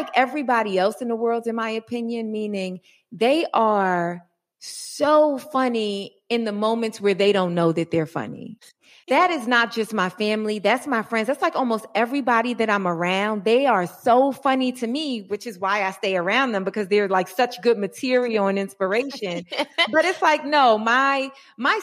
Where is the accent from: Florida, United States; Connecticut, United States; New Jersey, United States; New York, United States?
New York, United States; New York City; now in Los Angeles, United States; I'm a New Yorker originally